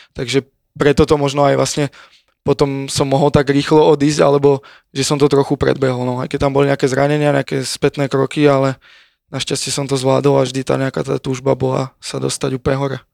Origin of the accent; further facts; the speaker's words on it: Kamenec pod Vtáčnikom, Trenčín Region, Slovakia; moved away as an adult; also born or lived in Prievidza / Žilina / Italy; now in Prague, Czech Republic; ja som bol vlastne do 10 rokov u nás na dedine, kamenec pod vtáčnikom pri Previdzi, vlastne malá dedinka